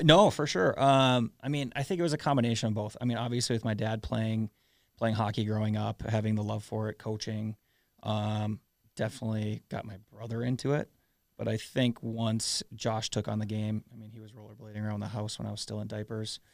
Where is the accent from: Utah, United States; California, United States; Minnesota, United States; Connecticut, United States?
Minnesota, United States; South St. Paul; growing up in South Saint Paul